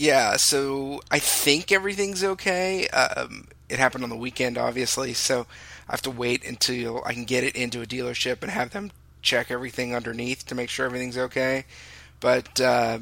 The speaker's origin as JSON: {"language": "English", "region": "California", "country": "United States", "also_born_or_lived": "Texas", "said": "I'm a Californian"}